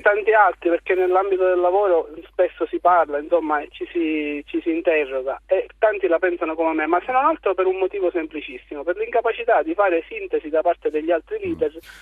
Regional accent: Sicily, Italy; lo dico da, da, da siciliano

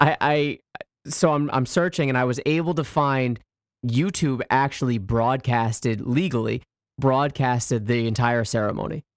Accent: United States; moved away; also born or lived in Canada; this is coming from an American saying this, so, like, you know, I'm, I'm pretty much a, a, a, an adopted Canadian

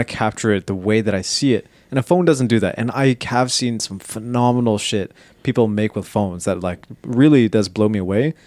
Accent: Canada; we're Canadian.

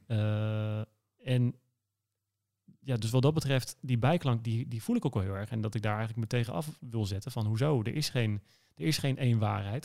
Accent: Enschede, Overijssel, Netherlands; accent: eastern; moved away; geboren in het oosten, in Twente, in Enschede. In de oosten, dat, eh, dat, hoor je misschien af en toe nog een beetje

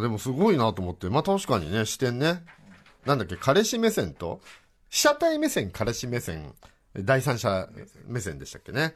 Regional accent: Chiba, Japan; 僕も千葉ですけど、千葉から

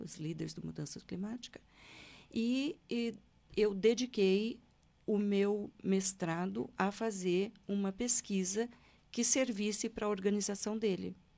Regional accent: Londrina, Paraná, Brazil; nasci em Londrina, no Paraná

